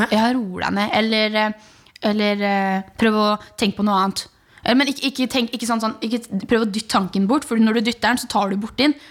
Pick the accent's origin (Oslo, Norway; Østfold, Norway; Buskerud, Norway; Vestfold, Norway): Vestfold, Norway; Horten; moved away; Horten er jo grunnen til at den jeg er den jeg er. Liksom, det, horten er jo miljøet mitt